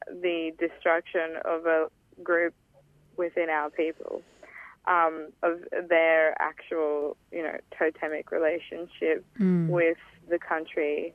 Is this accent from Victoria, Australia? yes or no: no; Wangan and Jagalingu country, central Queensland, Australia; I come from Wangan and Jagalingu country in central Queensland